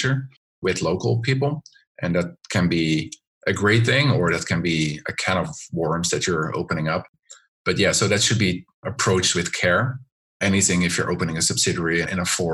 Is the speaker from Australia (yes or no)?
no; Netherlands; moved away as an adult; now in China; I'm originally from the Netherlands